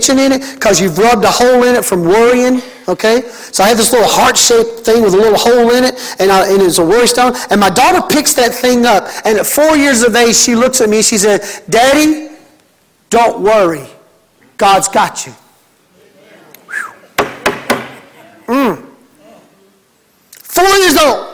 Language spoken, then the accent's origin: English; Mississippi, United States; my home state of Mississippi